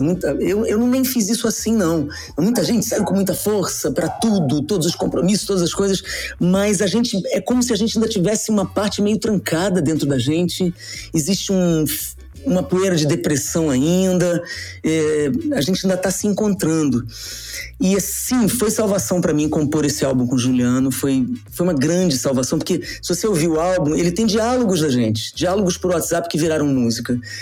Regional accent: Rio de Janeiro, Brazil; moved away as an adult; also born or lived in Niterói; now in São Paulo, Brazil; como carioca, nascido em Niterói, mas moro no Rio há muitos anos, morava no Rio há muitos anos, meu, meu título é de lá.

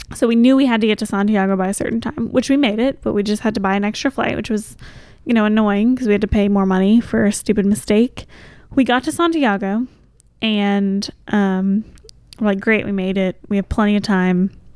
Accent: Kentucky, United States; we're from Kentucky

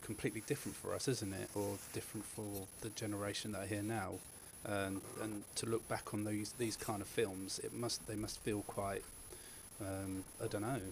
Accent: United Kingdom; we're British

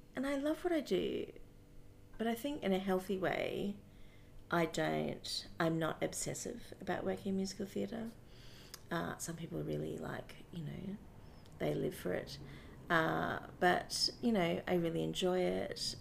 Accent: Brisbane, Queensland, Australia; I grew up in Brisbane

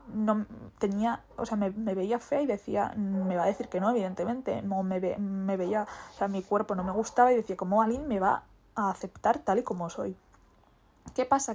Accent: Basque Country, Spain; soy vasca

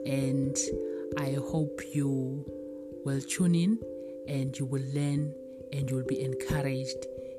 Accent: South Africa; I am a South African citizen

